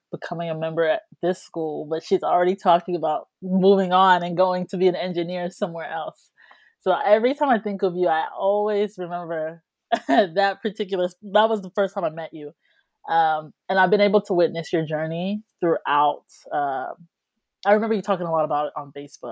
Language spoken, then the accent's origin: English; Georgia, United States; we're from Georgia